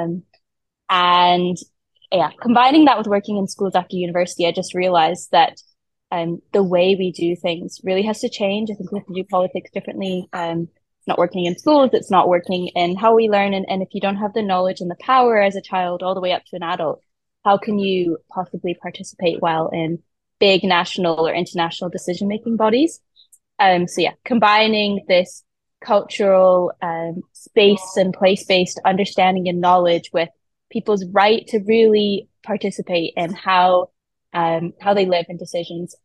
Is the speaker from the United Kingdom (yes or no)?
no; Canada; moved away; I grew up in Canada where politics works a little bit differently